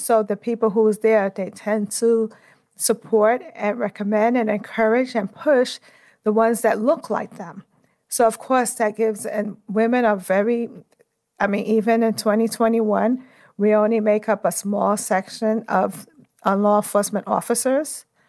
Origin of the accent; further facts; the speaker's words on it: New York City, New York, United States; I'm from Brooklyn, New York. I always like to start off with where I came from